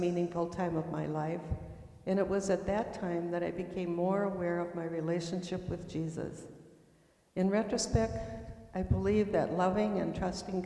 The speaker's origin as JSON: {"language": "English", "area": "near Windom", "region": "Minnesota", "country": "United States", "tie": "born or raised there", "said": "I grew up near Windham, Minnesota, on a farm"}